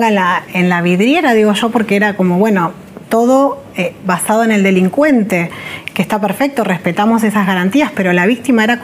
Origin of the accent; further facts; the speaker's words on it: Zapala, Neuquén, Argentina; also born or lived in La Plata / Olavarría / Catamarca; finalmente toda mi adolescencia fue en Zapala, Neuquén y, cuando terminé la secundaria me, fui a estudiar con mi hermano a la ciudad de La Plata, que es donde nací, porque mi mamá